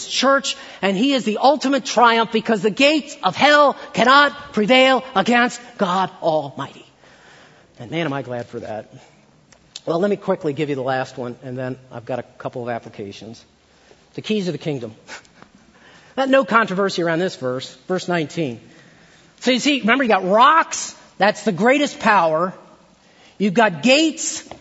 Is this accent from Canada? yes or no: no; Maryland, United States; I grew up in Maryland